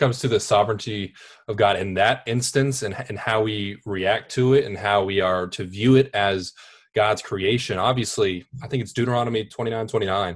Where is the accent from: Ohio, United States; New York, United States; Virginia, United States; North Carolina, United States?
North Carolina, United States; Wake Forest; I am from Wake Forest, Raleigh, North Carolina.